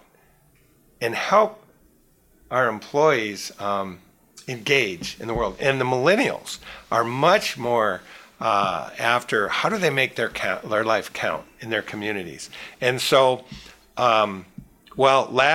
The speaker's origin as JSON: {"language": "English", "town": "Petoskey", "region": "Michigan", "country": "United States", "said": "I'm from Northern Michigan, a little resort area, Petoskey, Michigan"}